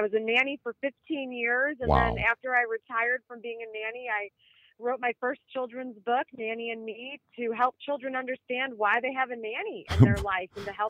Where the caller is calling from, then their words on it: Chicago, Illinois, United States; I sure am. I'm joining you from Chicago.